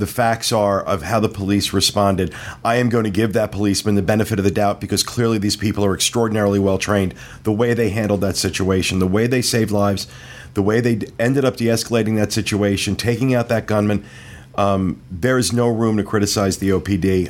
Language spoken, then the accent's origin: English; United States; as an American